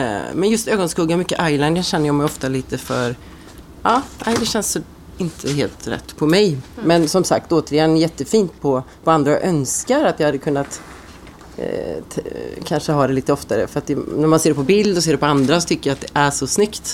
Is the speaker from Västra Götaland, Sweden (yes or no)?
yes; Ulricehamn, Västra Götaland, Sweden; Salong Ros i Ulricehamn, där jag är från, där jag är född